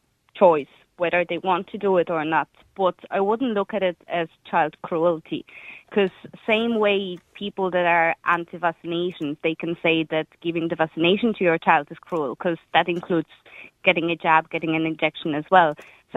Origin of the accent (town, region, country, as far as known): Poland